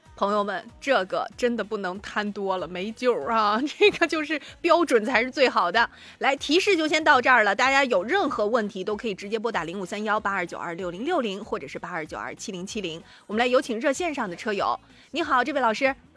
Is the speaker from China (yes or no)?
yes; Shandong, China; 作为山东人好骄傲